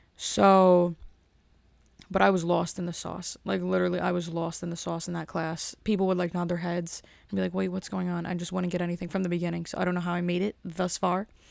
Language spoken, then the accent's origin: English; Elizabeth, New Jersey, United States; I'm from Elizabeth